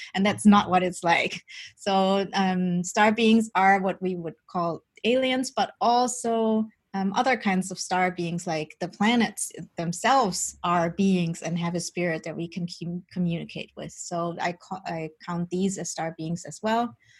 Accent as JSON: {"language": "English", "country": "Germany", "tie": "born or raised there", "also_born_or_lived": "Colombia", "said": "I was born in Colombia. My birth mother is um, indigenous from the Embera tribe, and they still have like their own customs and they still work with shamans and all that. But I was adopted as a baby by my Dutch parents, and I grew up during Germany"}